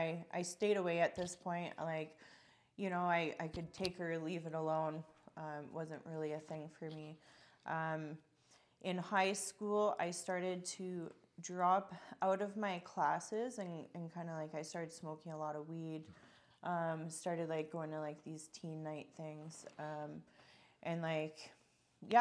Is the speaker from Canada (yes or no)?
yes; Calgary, Alberta, Canada; And so I was born in Calgary. I lived with my mom, my dad, my brother.